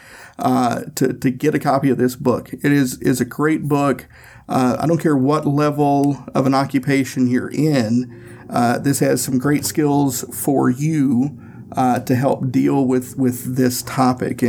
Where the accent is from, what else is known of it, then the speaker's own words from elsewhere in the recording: Tennessee, United States; I'm from Tennessee